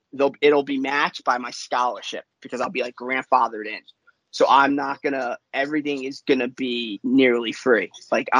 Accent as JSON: {"language": "English", "region": "New York", "country": "United States", "said": "I'm from New York"}